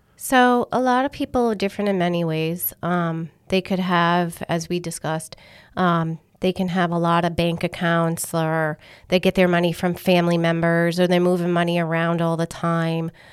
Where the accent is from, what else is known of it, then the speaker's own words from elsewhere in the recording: Massachusetts, United States; accent: Northern; now in Rhode Island, United States; I was born in Massachusetts.